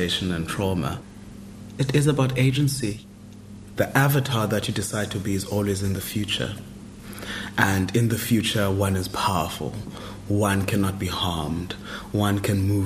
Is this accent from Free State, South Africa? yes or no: no; Mthatha, Eastern Cape, South Africa; moved away; also born or lived in Johannesburg; I was born in 1984 in a place called the Republic of the Transkei. To go to school, I had to go to the Republic of South Africa, which was just across the river, and then I'd come back to the Republic of the Transkei.